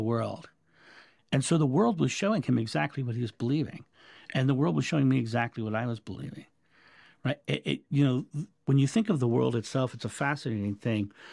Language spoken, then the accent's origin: English; United States; I'm American.